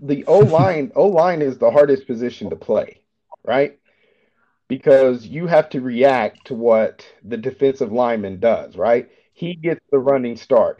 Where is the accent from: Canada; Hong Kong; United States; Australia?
United States; Chattanooga, Tennessee; moved away as an adult; also born or lived in Colorado; now in Germany; in my hometown, there's a Volkswagen uh, plant in Chattanooga, Tennessee